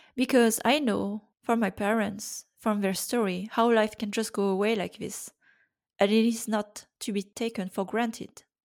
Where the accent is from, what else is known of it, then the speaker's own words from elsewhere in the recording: Brittany, France; I was born in France in nineteen eighty-five.